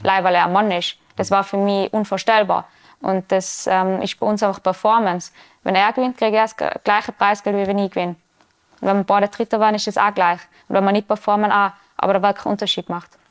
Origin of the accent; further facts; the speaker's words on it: Tyrol, Austria; bei uns im Ötztal